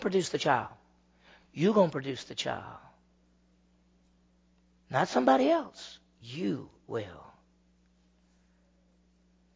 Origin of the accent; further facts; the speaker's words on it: Meridian, Mississippi, United States; I grew up in Meridian, Mississippi, and that's 50,000 people